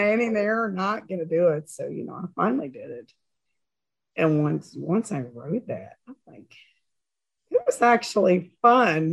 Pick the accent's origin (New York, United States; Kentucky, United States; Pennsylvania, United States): Kentucky, United States; Maysville; grew up in Maysville, Kentucky